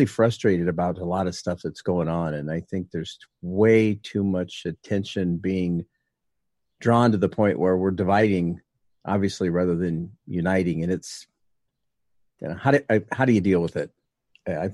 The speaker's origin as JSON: {"language": "English", "town": "Ames", "region": "Iowa", "country": "United States", "tie": "born or raised there", "lives_now": "Boone, United States", "said": "I've only lived in Boone since '94. I moved from Ames, which is about 15 miles east"}